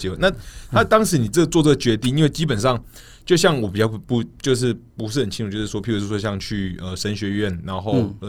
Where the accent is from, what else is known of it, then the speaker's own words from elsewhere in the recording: Kaohsiung, Taiwan; 因为我自己我是从高雄上来的，偏偏南部，就比较喜欢